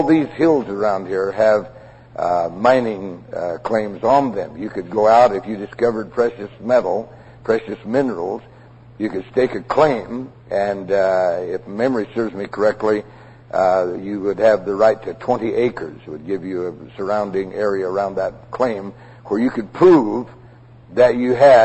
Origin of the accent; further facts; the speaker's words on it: Prescott, Arizona, United States; I was raised in Prescott, and as a boy I wandered all over these hills hunting